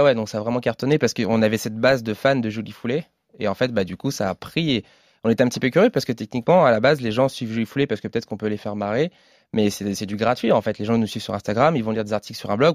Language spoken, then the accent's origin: French; north of Paris, near Chantilly, Hauts-de-France, France; moved away; proche de Chantilly, qui est une région, bah, ma région natale